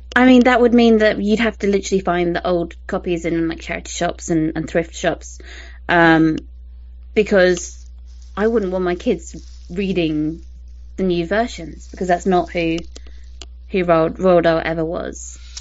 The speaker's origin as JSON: {"language": "English", "country": "United Kingdom", "said": "I'm British"}